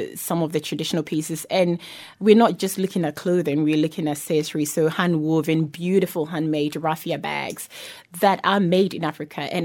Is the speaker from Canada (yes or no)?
no; New Zealand; growing up in New Zealand